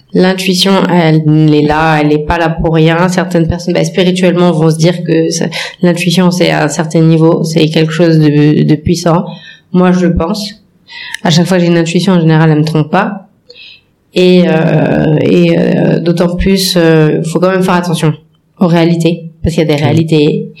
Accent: France; moved away; je suis née en France, j'ai grandi en France

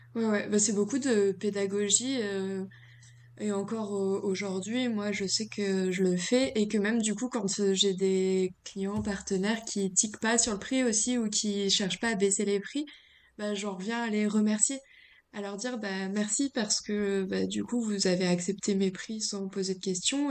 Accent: Reims, Grand Est, France; moved away; je viens de Reims

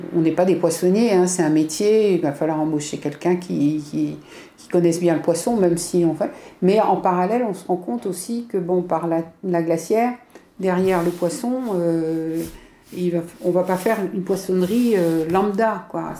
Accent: Brittany, France; en tant que breton

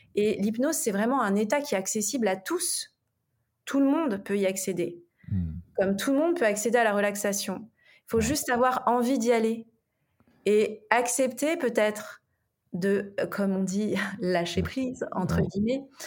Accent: Paris, Île-de-France, France; je suis une Parisienne

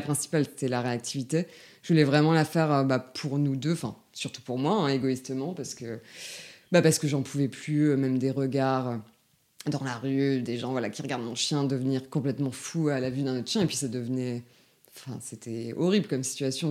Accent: Lille, Hauts-de-France, France; moved away as an adult; now in Lyon, France; moi je suis originaire euh, de Lille. J'ai déménagé à Lyon en 2015. Euh, donc voilà, j'ai passé tout, euh, toute mon enfance et mon adolescence dans le Nord.

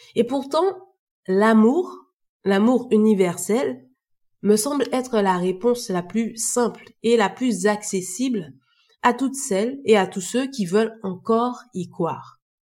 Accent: Martinique; je suis originaire de la Martinique

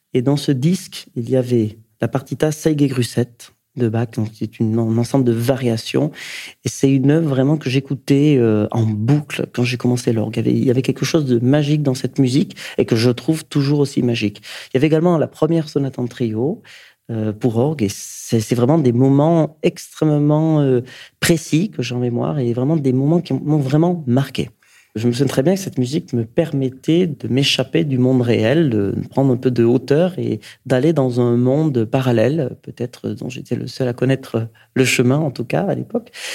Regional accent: Basque Country, Nouvelle-Aquitaine, France; now in Paris, France; Je viens du Pays Basque

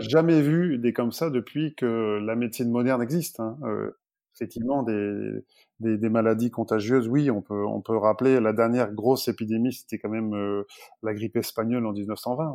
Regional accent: France; on est français, on reste français

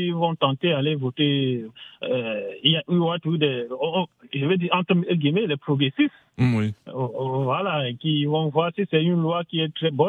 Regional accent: France; ce que je pense en tant que Français

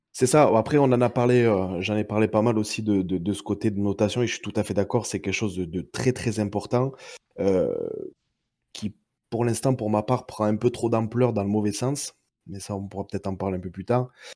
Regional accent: Perpignan, Occitania, France; sur Perpignan. Donc, bien, bien, bien en bas de la France. Après, ça doit s'entendre à mon accent

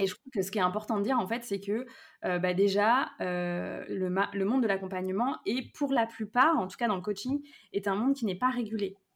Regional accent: Brittany, France; moved away as an adult; also born or lived in Lyon region; je suis revenue vivre justement là où j'ai grandi en Bretagne

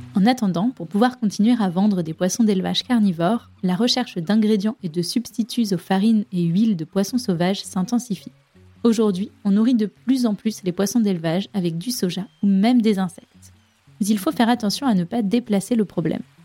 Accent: France; chez nous, en France

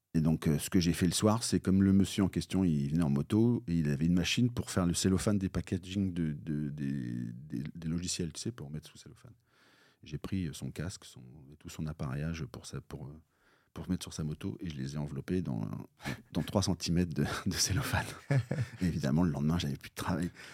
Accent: Bayeux, Normandy, France; moi je suis normand, donc je suis né à, côté de Bayeux, j'ai fait un collège, euh, puis le lycée

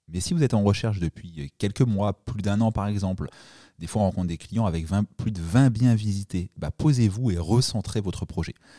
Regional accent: Normandy, France; je suis normand

